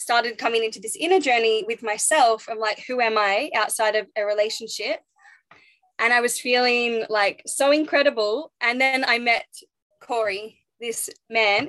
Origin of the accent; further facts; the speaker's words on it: Phillip Island, Victoria, Australia; moved away as an adult; also born or lived in Sunshine Coast; I grew up in Phillip Island